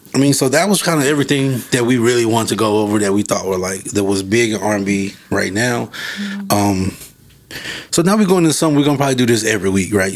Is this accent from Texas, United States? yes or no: yes; Fort Worth, Texas, United States; I'm from Fort Worth. If people know about Fort Worth, growing up in the 90s, Fort Worth was like